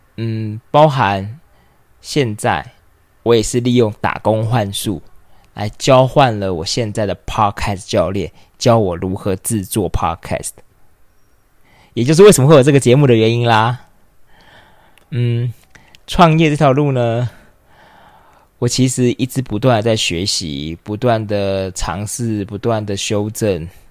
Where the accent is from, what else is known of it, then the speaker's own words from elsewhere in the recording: Taipei, Taiwan; also born or lived in London, United Kingdom; 我是土生土长的台北人